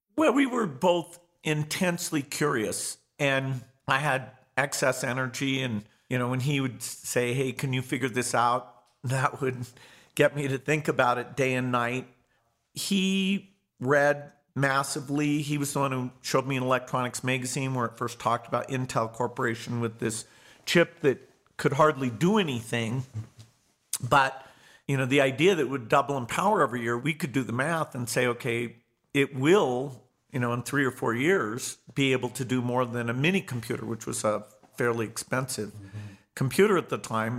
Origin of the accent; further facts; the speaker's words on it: Seattle, Washington, United States; I was born in Seattle, Washington, in the United States